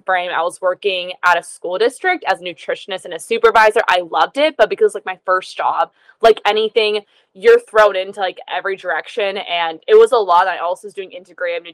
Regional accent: Pennsylvania, United States; now in Southern California, United States; I'm based in Southern California currently, but I'm actually from Pennsylvania.

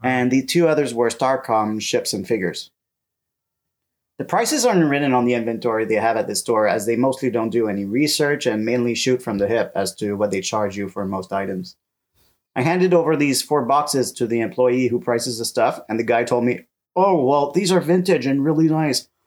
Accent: Canada; now in France; As a Canadian living in France

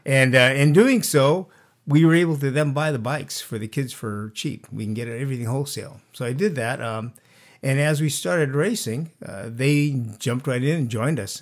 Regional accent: Santa Barbara, California, United States; now in Carpinteria, United States; I was actually, uh, born and raised in Santa Barbara.

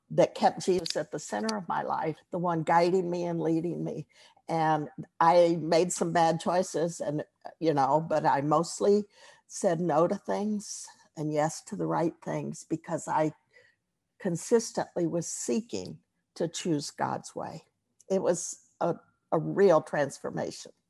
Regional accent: Texas, United States; moved away; I'm from Texas, and even though I haven't lived there for most of my life, being born there and grown up, growing up there.

